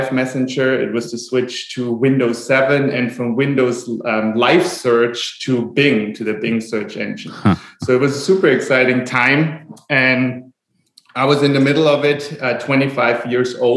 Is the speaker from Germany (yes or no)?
yes; Germany; moved away as an adult; now in Maui, United States; I'm born and raised in Germany, today living in Hawaii, Maui.